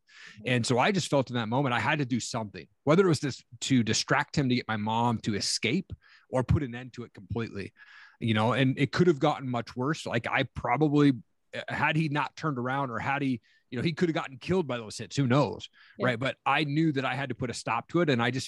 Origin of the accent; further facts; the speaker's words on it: Tri-Cities, Washington, United States; also born or lived in Stevensville, Montana; And then they decided to move us from Washington State, where I grew up in Eastern Washington, a place called Tri-Cities out there. And they moved us to small town Montana, Stevensville, Montana, population 1,200 people.